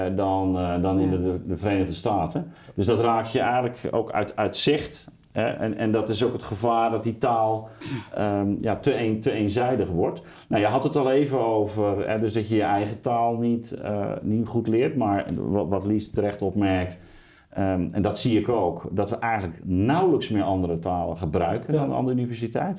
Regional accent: Netherlands

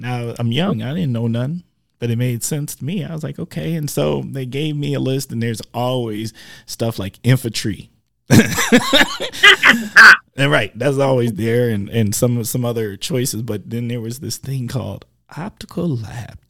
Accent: Milwaukee, Wisconsin, United States; I'm from the mill

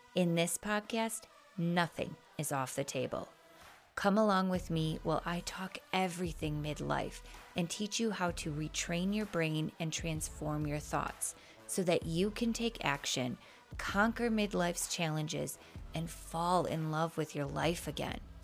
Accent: Wisconsin, United States; accent: Midwest; I was raised in Wisconsin, if you can, if you can't tell by my accent

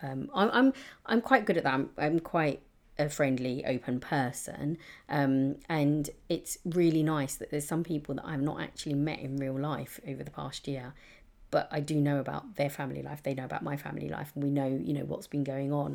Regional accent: London, United Kingdom; I've been very lucky to grow up in a, in a really diverse part of East London

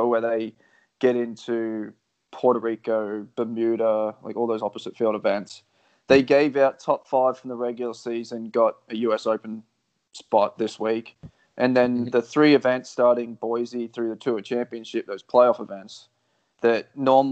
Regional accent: Australia; I'm the Australian version

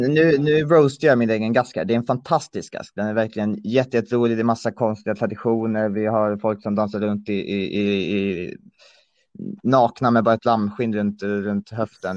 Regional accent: Gotland, Sweden; moved away as an adult; also born or lived in Örebro; now in Uppsala, Sweden; jag föddes i Örebro, bodde där tills jag var nio. Sen flyttade jag till Gotland där jag bodde ehm, fram till eh, vårterminen 19 då jag flyttade till Uppsala

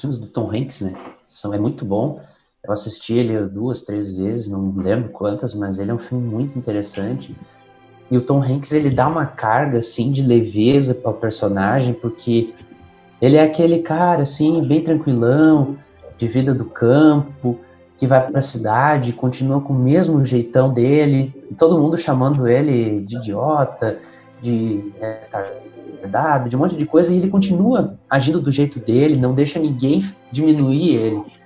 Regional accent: São Leopoldo, Rio Grande do Sul, Brazil; sou aqui da cidade de São Leopoldo, Rio Grande do Sul

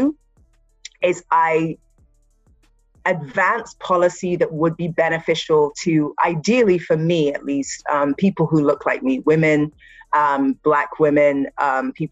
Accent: Nigeria; I am Nigerian

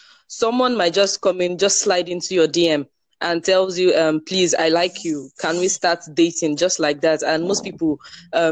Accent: Port Harcourt, Rivers State, Nigeria; I'm from Nigeria, called Harcourt, River State, to be precise

